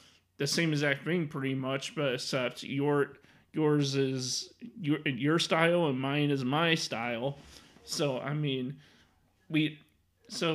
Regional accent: Mount Prospect, Illinois, United States; also born or lived in Arlington Heights, Illinois; when I was a child growing up in Mount Prospect, Illinois, that's the town I mainly grew up in. I mean, I was born and raised in Arlington Heights, and then I moved to Mount Prospect.

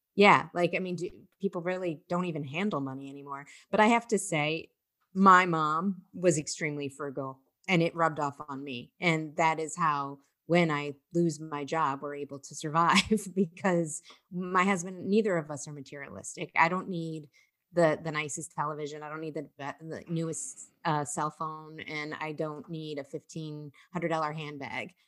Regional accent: Ohio, United States; moved away as an adult; now in New York City, United States; I'm from Ohio

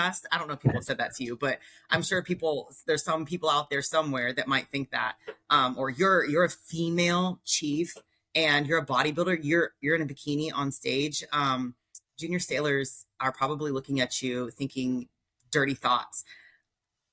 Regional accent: Palmetto, Florida, United States; also born or lived in Nashville, Tennessee; I grew up in South Florida, a little town called Palmetto

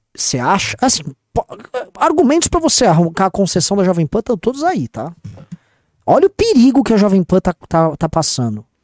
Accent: São Paulo, Brazil; São Paulo, que eu nasci na Moca

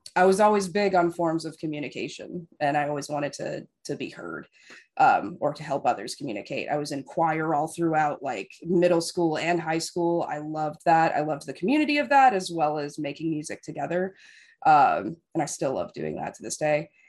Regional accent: Las Vegas, Nevada, United States; now in West Coast, United States; I grew up in Las Vegas

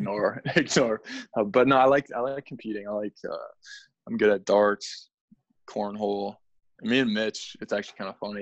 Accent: Canada; I'm from Canada.

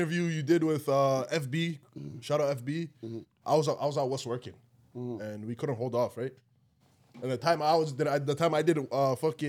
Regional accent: Canada; thank God we grew up in Canada, bro.

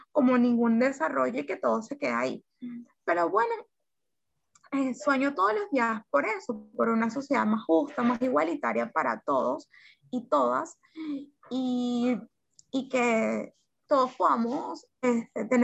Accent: Venezuela; sueño en este momento es que nosotros, los, como venezolanos, podamos, podamos tener la oportunidad de vivir otra realidad.

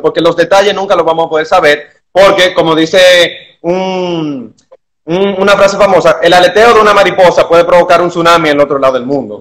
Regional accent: Dominican Republic

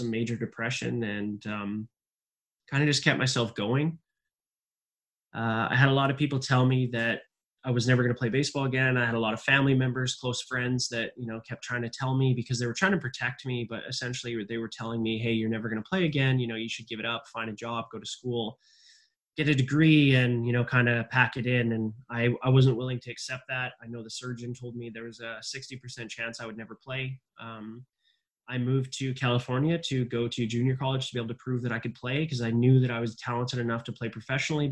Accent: British Columbia, Canada; now in Germany; I grew up in Canada. I'm originally from British Columbia in a small town in the southeast corner of British Columbia in the Rocky Mountains.

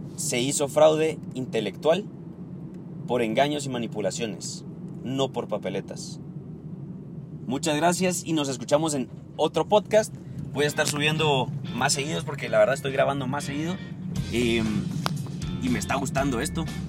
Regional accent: Guatemala; Aquí, en mi país

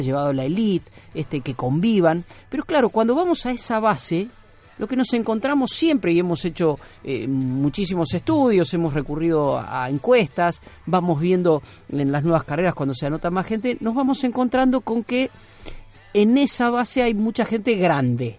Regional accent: Argentina; vivimos en la Argentina, nacimos en la Argentina

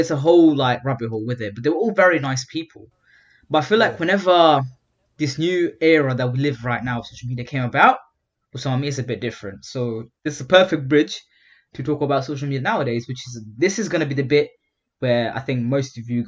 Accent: England, United Kingdom; and I'm from England.

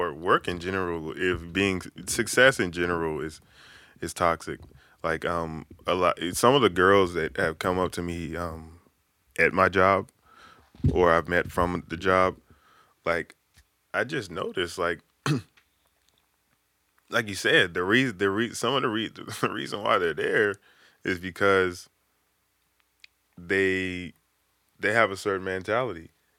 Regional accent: the South, United States; It's not cool for me because I came from the South. You know, we came from the gutter.

